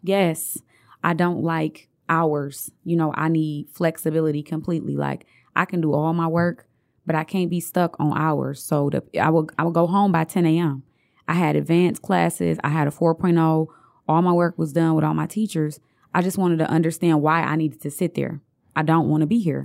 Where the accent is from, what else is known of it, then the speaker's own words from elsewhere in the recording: Detroit, Michigan, United States; also born or lived in Montgomery, Alabama; I grew up on Santa Barbara Street. My family still own two houses over there